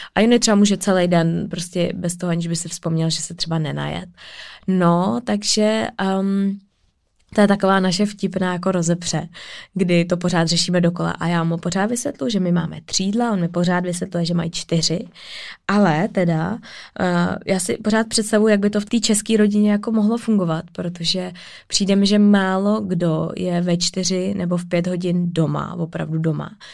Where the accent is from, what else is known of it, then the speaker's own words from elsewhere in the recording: Czechia; já jsem Češka